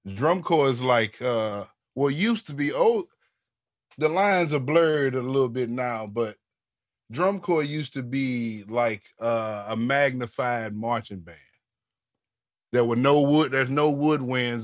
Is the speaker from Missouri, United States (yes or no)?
yes; St. Louis, Missouri, United States; growing up in St. Louis